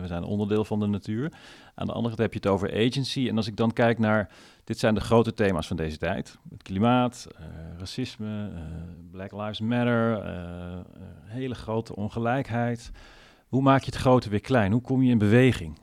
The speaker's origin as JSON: {"language": "Dutch", "country": "Netherlands", "said": "mezelf als Nederlander"}